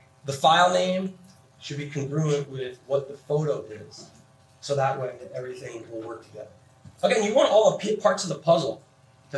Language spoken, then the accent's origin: English; New Jersey, United States; now in Phoenix, United States; I'm from New Jersey